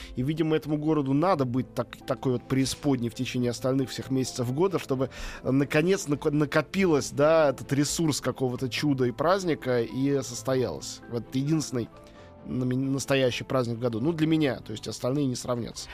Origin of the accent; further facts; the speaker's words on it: Moscow, Russia; теперь я опять москвич